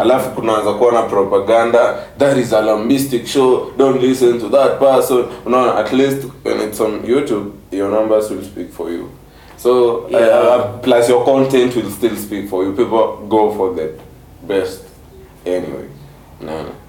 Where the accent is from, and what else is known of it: Kenya